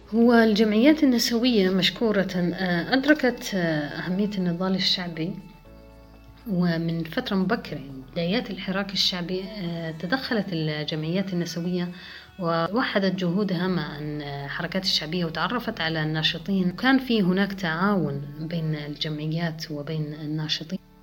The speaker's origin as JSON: {"language": "Arabic", "country": "Jordan", "said": "أنا كمواطنة أردنية يحق لي العيش في هذا البلد"}